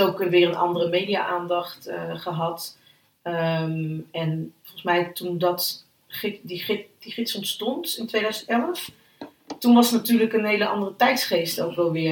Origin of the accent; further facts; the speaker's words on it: Utrecht, Netherlands; uit Utrecht, geboren en getogen in Utrecht